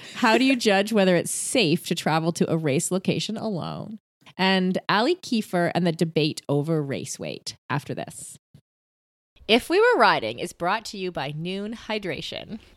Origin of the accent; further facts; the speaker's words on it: United Arab Emirates; I grew up near Dubai